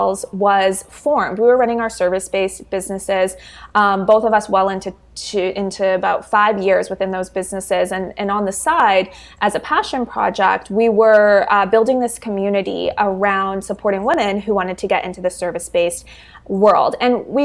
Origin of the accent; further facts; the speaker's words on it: Canada; I'm from Canada